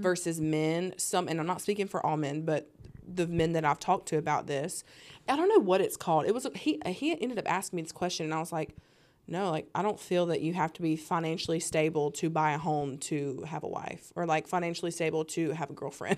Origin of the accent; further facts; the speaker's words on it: the South, United States; growing up in the South